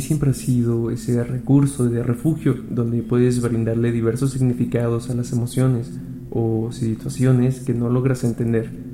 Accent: Mexico City, Mexico; soy de la Ciudad de México

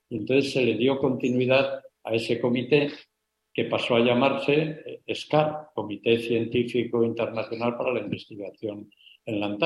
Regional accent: Spain

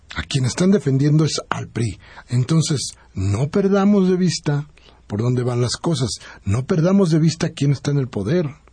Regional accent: Mexico; nosotros somos los mexicanos

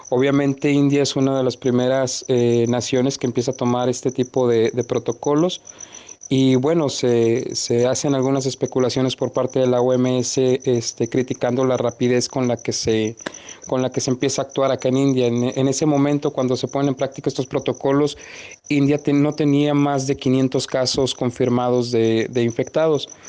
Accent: Mexico; me entero en ese entonces cuando yo ingreso que somos aproximadamente 30 mexicanos varados

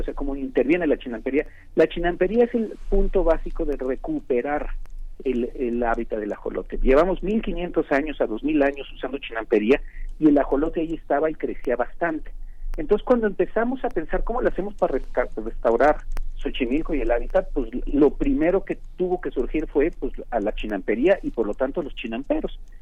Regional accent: Mexico; nuestra identidad como mexicanos está íntimamente atada a Xochimilco

